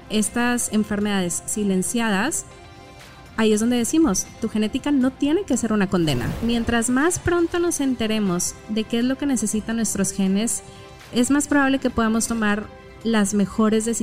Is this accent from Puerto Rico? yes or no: no; Monterrey, Nuevo León, Mexico; Mm, soy regia y hablo como regia.